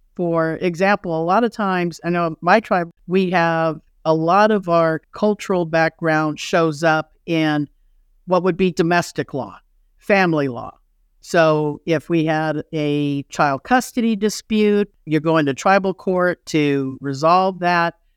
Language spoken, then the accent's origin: English; Los Angeles, California, United States; moved away as an adult; also born or lived in Kansas / Chicago / Colorado; I grew up in Los Angeles